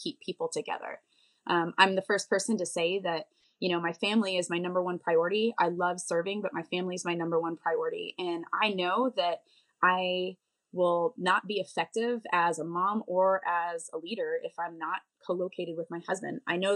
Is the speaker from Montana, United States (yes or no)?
yes; Bozeman, Montana, United States; I grew up in Bozeman, Montana.